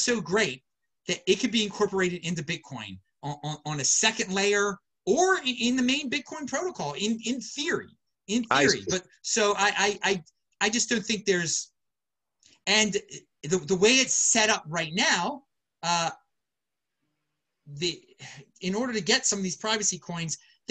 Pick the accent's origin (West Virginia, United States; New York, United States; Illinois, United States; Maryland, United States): Maryland, United States; Baltimore; moved away; I'm originally from Baltimore.